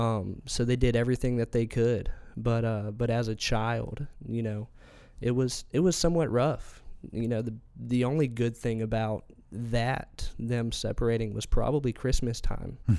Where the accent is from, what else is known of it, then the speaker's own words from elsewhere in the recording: Elizabeth City, North Carolina, United States; also born or lived in Colorado Springs, Colorado; we moved here when I turned seven years old. He actually landed a job at the Daily Advance as their editor.